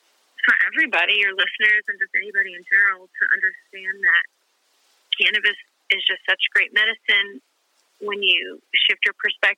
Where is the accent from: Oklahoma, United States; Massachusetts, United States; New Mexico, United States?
Oklahoma, United States; I was born in Oklahoma.